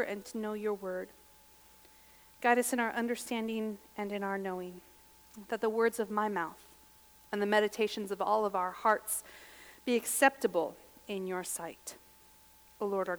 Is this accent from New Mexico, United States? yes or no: yes; Gallup, New Mexico, United States; born or raised there; now in Lincoln, United States